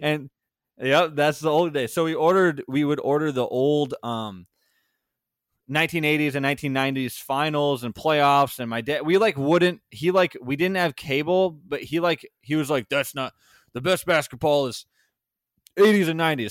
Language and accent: English; Sauk Prairie, Wisconsin, United States; born or raised there; also born or lived in Madison, Wisconsin / Waunakee, Wisconsin